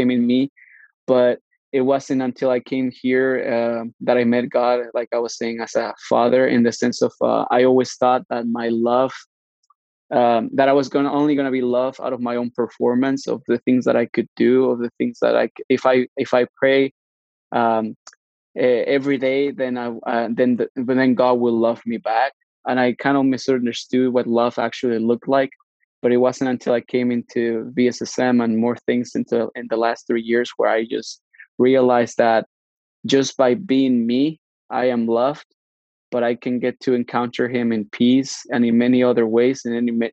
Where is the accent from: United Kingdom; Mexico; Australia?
Mexico; now in Canada; I was born in Mexico, grew up in Mexico